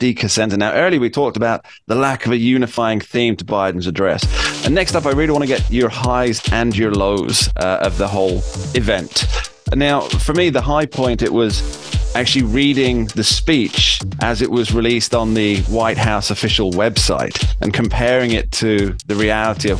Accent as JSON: {"language": "English", "country": "United Kingdom", "said": "I'm from the UK"}